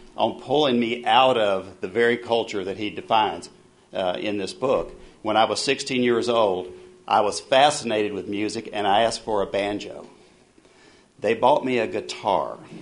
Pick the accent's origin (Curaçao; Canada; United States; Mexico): United States; West Virginia; I was born in West Virginia